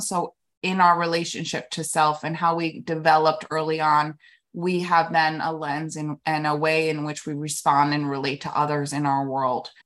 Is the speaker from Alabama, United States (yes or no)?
no; New York City, New York, United States; moved away as an adult; also born or lived in New Jersey / Florida; now in Palm Beach, United States; born and raised in New York, um, city till, like, about seven or eight, then New Jersey, then back in the city.